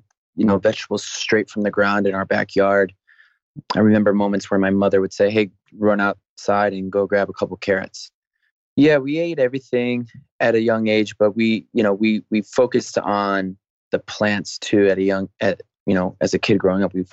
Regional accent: Waterbury, Connecticut, United States; I grew up in Waterbury, Connecticut.

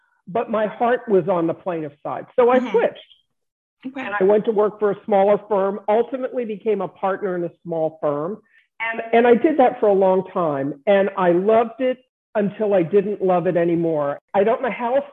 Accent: Baltimore, Maryland, United States; I was born and raised in Baltimore

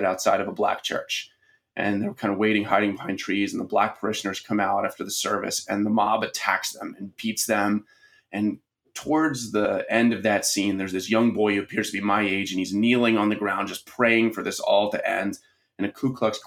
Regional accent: Baltimore, Maryland, United States; I grew up in Baltimore City

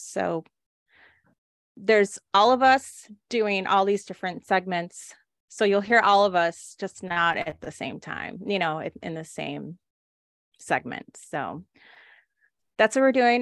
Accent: Texas, United States; I grew up in Texas

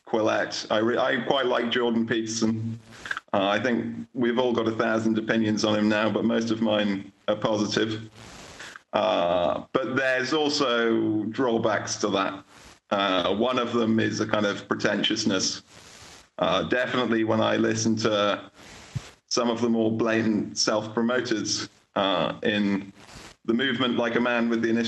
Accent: England, United Kingdom; moved away as an adult; now in Poland; I was born in England, but I live in Poland.

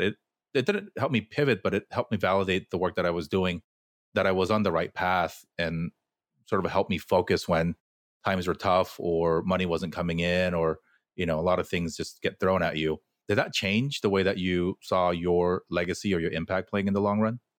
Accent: Fullerton, California, United States; I grew up in an equally Korean neighborhood in Fullerton

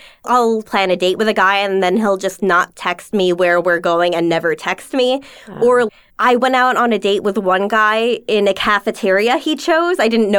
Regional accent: New York, United States; Long Island.

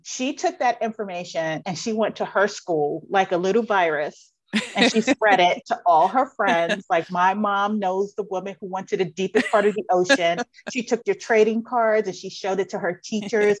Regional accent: New York, United States; I'm a city girl. I'm from New York

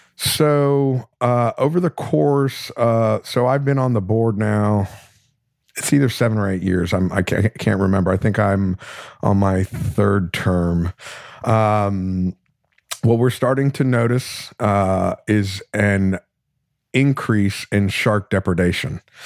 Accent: South Florida, United States; I'm from, I grew up in South Florida

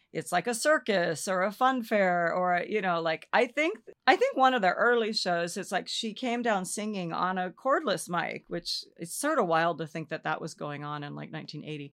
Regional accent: Olympia, Washington, United States; I grew up in Olympia, Washington

